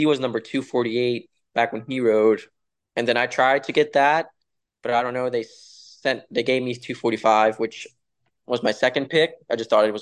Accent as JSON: {"language": "English", "region": "Florida", "country": "United States", "tie": "born or raised there", "also_born_or_lived": "Denmark", "said": "growing up in Florida"}